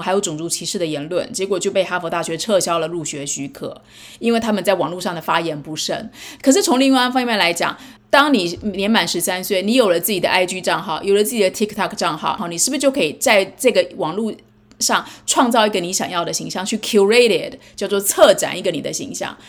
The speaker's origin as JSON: {"language": "Chinese", "country": "Taiwan", "tie": "born or raised there", "moved": "as an adult", "lives_now": "United States", "said": "尤其是我在台湾长大，可是我在美国生小孩养小孩。"}